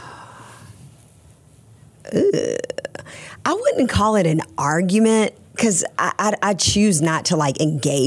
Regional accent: Anderson, South Carolina, United States; also born or lived in Maryland; I grew up in Anderson. Like, that's my roots.

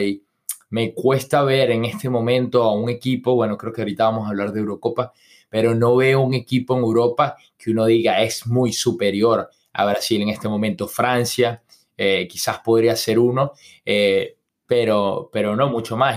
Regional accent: Venezuela; yo soy venezolano

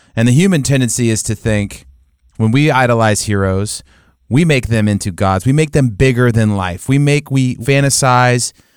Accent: United States; we as American Christians

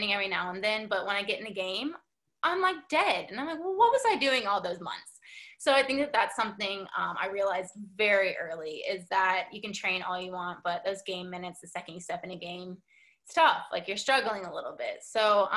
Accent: United States; in my home country

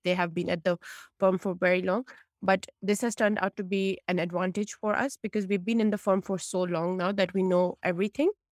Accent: Pakistan; moved away as an adult; also born or lived in United States; now in United Kingdom; originally I'm from Pakistan and I come from a South Asian background

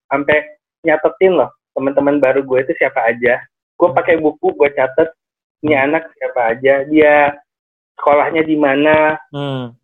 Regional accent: Cirebon, West Java, Indonesia; Saya di Kabupaten Cirebon pak.

